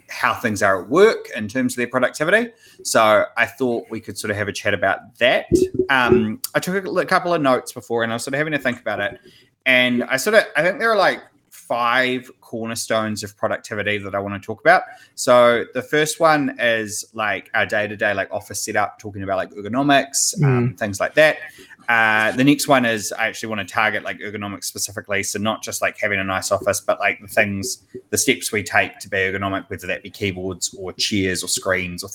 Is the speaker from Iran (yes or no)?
no; New Zealand; I am a developer from New Zealand